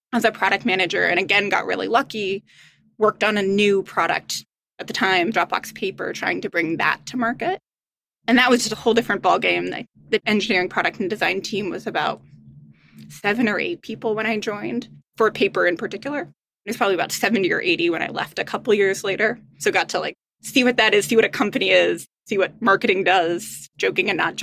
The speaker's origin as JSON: {"language": "English", "region": "Midwest", "country": "United States", "tie": "born or raised there", "said": "I grew up in the Midwest"}